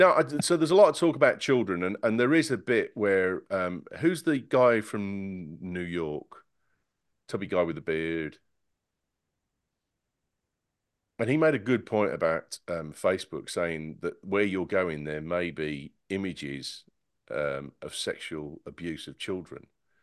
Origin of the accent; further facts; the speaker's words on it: Singapore; now in United States; I'm still from Singapore. I was from Singapore 10 minutes ago, and I'm still from Singapore now.